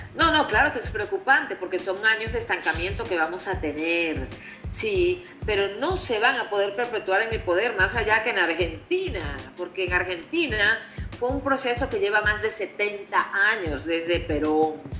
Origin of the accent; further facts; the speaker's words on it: Colombia; como colombiana